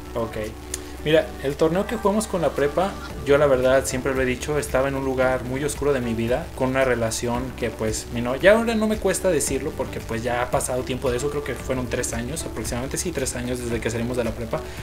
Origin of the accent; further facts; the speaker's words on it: León, Guanajuato, Mexico; los dos somos de León, Guanajuato